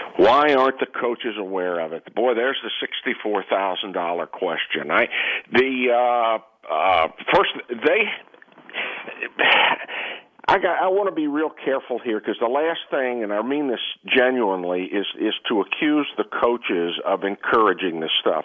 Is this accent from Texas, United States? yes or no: yes; Texas, United States; I'm from Texas